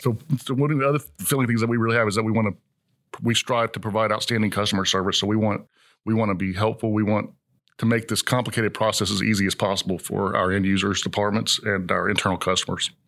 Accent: College Station, Texas, United States; moved away as an adult; now in Houston, United States; I grew up in College Station

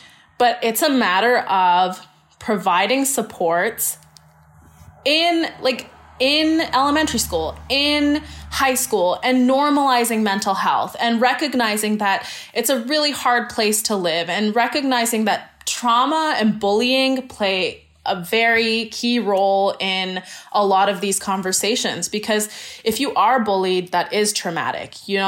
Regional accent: Surrey, British Columbia, Canada; And even me, I'm born and raised in Canada, in Surrey.

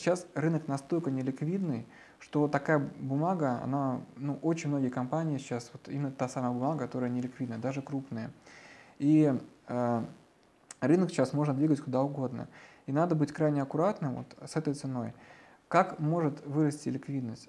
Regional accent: Russia; как россиянин

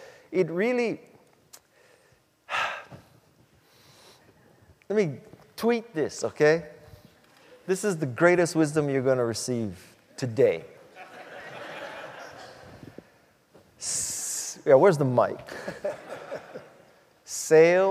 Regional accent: Hawaii, United States; moved away as an adult; also born or lived in Silicon Valley; I was born and raised in Hawaii, and I went to Stanford in 72

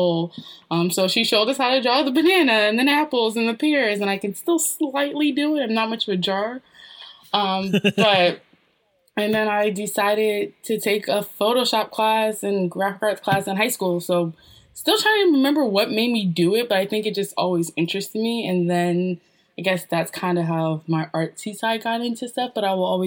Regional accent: New Jersey, United States; Born and raised a Jersey girl. Very proud of New Jersey

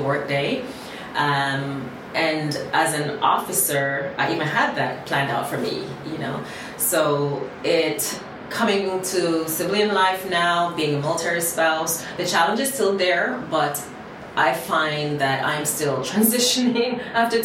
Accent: Jamaica; moved away; also born or lived in Miami, United States; I was a little girl growing up in Jamaica.

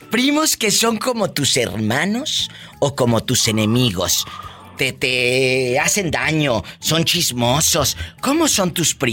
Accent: Colima, Mexico; moved away; yo soy de Colima.

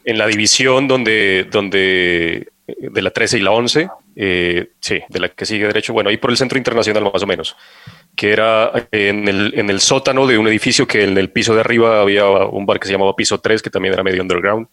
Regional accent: Pasto, Nariño, Colombia; now in Bogotá, Colombia; en mi tierra

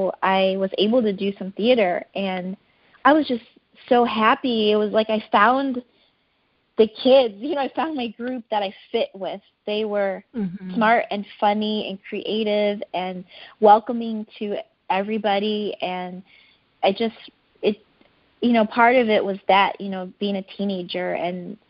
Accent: United States; I was growing up in America

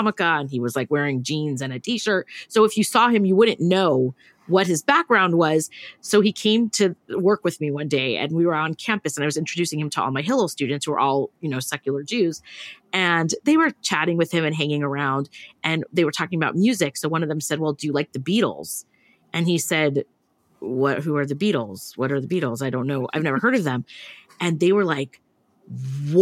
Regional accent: California, United States; I grew up here in California

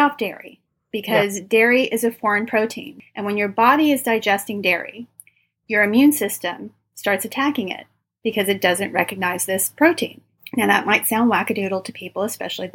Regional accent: Los Angeles, California, United States; I'm from Los Angeles

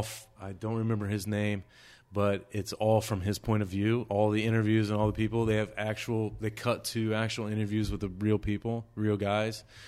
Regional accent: United States; I'm an American

